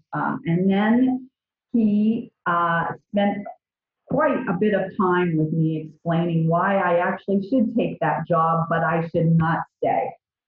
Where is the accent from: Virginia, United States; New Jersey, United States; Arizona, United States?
Virginia, United States; moved away as an adult; I grew up in Virginia, and it was right down the pike.